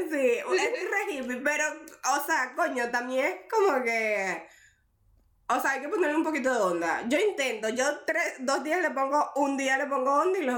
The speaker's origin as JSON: {"language": "Spanish", "country": "Venezuela", "moved": "yes", "said": "yo vine desde Venezuela, tipo, niña de mami y papi, y ahorita, tipo, ya me valgo sola, soy re responsable."}